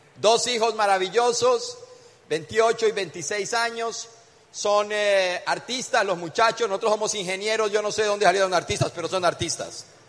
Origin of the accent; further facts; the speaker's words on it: Colombia; Venimos desde Colombia